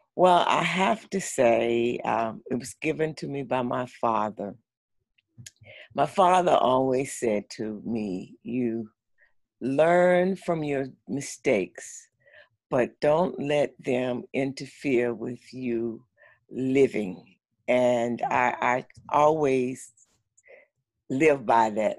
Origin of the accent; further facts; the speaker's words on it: St. Augustine, Florida, United States; now in Orlando, United States; I grew up in St. Augustine, Florida, and I now live in Orlando, Florida